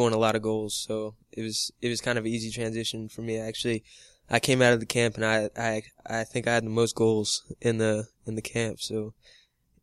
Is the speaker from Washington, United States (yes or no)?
no; Texas, United States; I'm from Texas.